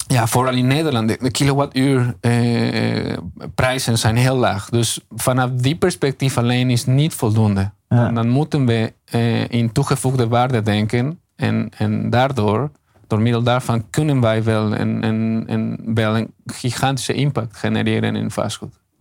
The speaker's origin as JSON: {"language": "Dutch", "country": "Mexico", "second_language": "Dutch", "moved": "as an adult", "lives_now": "Netherlands", "said": "Mexico. Ik kom zelf uit Mexico."}